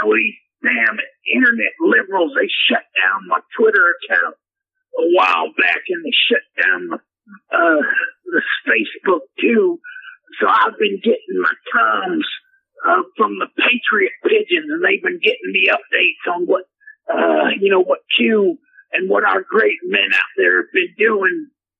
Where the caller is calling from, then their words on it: Odessa, Texas, United States; I'm calling from Odessa, Texas, and I just wanted to say to all my fans out there, hey, hook 'em horns from the Texas terrorists.